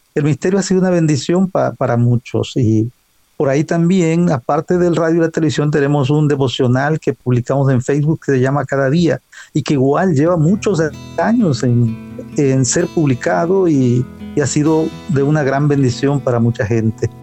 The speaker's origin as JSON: {"language": "Spanish", "region": "Tabasco", "country": "Mexico", "tie": "born or raised there", "also_born_or_lived": "United States", "said": "Soy del sureste de México. El estado se llama Tabasco."}